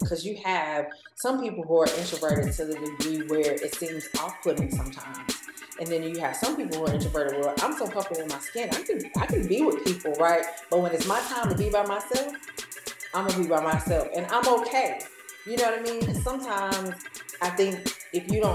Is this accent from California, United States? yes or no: no; North Carolina, United States; moved away as an adult; now in Atlanta, United States; I'm from North Carolina.